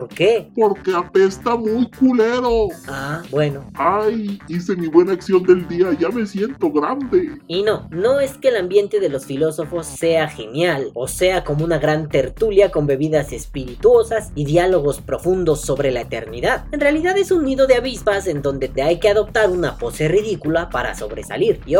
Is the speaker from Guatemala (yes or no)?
yes; Guatemala; moved away; suena gracioso decir que salí de Guatemala para entrar a Guatepeor.